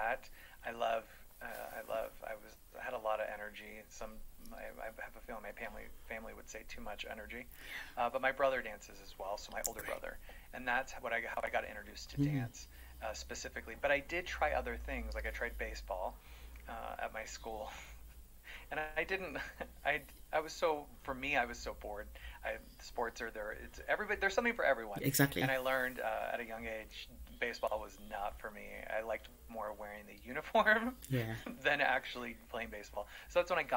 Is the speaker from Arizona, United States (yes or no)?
yes; Phoenix, Arizona, United States; moved away; I'm originally from Phoenix, Arizona, so I'm a Mexican American